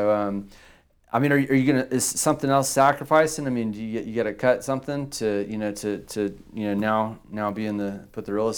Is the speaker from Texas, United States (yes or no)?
yes; Victoria, Texas, United States; born and raised in Victoria.